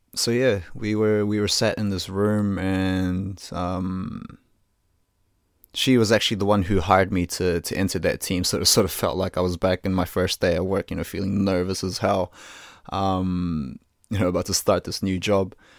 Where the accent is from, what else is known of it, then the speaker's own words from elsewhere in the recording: New Zealand; I was born in Aotearoa, New Zealand, to Filipino parents, so I consider myself a Kiwi through and through